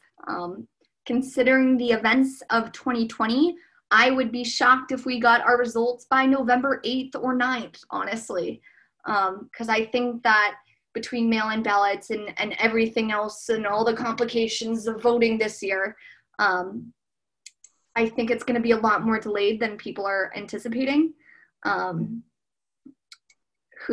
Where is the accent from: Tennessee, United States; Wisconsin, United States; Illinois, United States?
Illinois, United States; Geneva; also born or lived in Danville, California; I grew up in Geneva, Illinois.